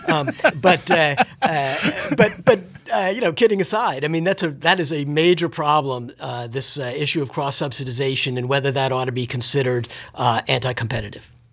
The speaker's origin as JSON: {"language": "English", "town": "Washington", "region": "District of Columbia", "country": "United States", "tie": "born or raised there", "said": "having been born and raised in Washington, D C"}